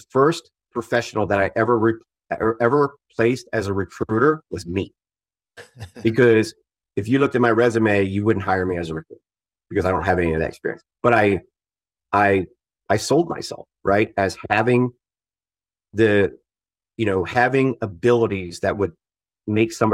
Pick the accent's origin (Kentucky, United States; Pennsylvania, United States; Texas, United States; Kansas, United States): Pennsylvania, United States; Southeastern; moved away as an adult; also born or lived in Syracuse, New York; I'm from Southeastern Pennsylvania